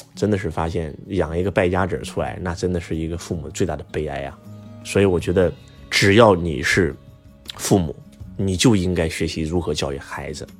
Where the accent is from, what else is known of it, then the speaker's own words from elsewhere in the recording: China; 我们中国人